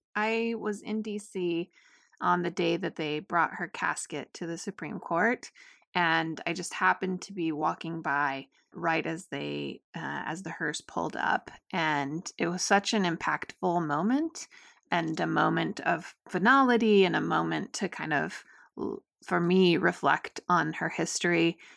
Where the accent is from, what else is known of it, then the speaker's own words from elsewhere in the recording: Utah, United States; my home state of Utah